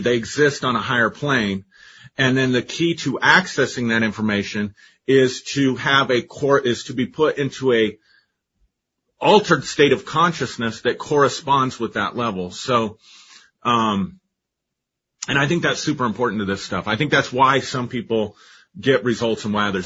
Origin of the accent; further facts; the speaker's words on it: Colorado, United States; I grew up in Colorado, you know, and we have orange sunsets out here.